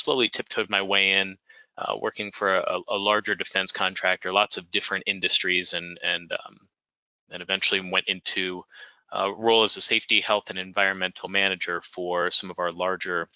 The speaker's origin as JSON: {"language": "English", "area": "D.C.", "region": "District of Columbia", "country": "United States", "tie": "born or raised there", "said": "I was raised outside of Washington, D.C."}